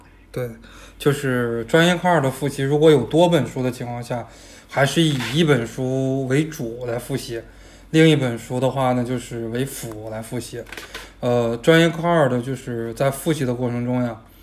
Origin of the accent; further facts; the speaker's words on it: Botou, Hebei, China; 我老家是河北沧州的，沧州下边有个哦。县就叫博头，不，沧州下边有个市，是博头市，博头那边的话离德州很近